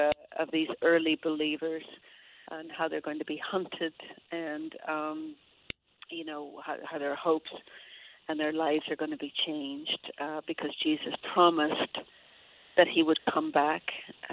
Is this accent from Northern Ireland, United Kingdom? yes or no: yes; Derry, Northern Ireland, United Kingdom; accent: Derry; But if I was to get on the phone right now with any of my family in Derry, just thinking about Derry, my accent could come back really strong.